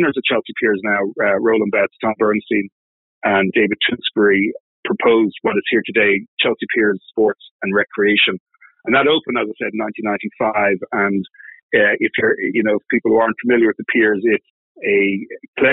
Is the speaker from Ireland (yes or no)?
yes; Dublin, Leinster, Ireland; moved away as an adult; also born or lived in Switzerland / United Kingdom; now in New York, United States; I'm not native to New York. I grew up in Dublin in Ireland